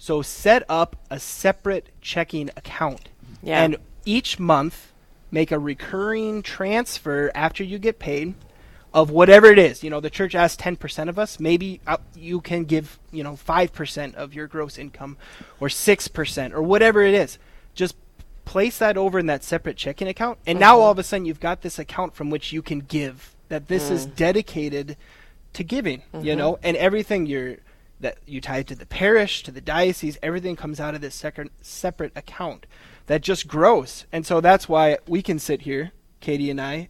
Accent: Minnesota, United States; moved away as an adult; also born or lived in Fargo, North Dakota; now in South Dakota, United States; We're both from Minnesota, and now we live in South Dakota

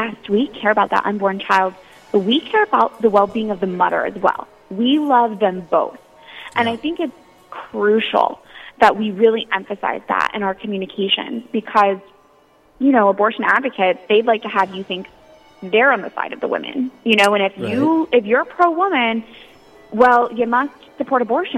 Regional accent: Florida, United States; born or raised there; moved away as an adult; now in Washington, D.C., United States

